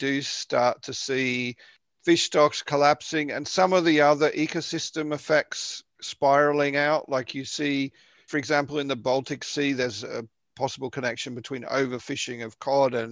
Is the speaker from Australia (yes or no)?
yes; Victoria, Australia; moved away; the coast in Victoria, where I'm from